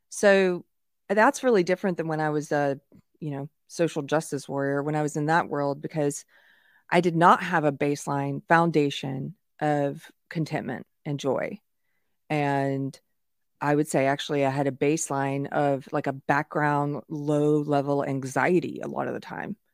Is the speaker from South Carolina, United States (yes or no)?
yes; South Carolina, United States; moved away; I'm from South Carolina originally